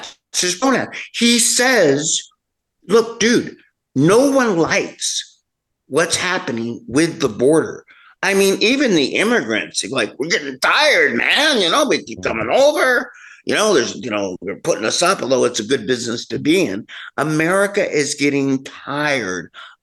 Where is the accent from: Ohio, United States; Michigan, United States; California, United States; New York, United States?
California, United States; I'm from California, this really big state